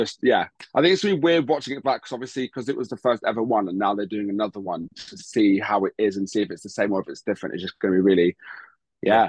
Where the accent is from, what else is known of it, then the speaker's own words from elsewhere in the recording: Brighton, South East England, United Kingdom; I'm 25. I'm from Brighton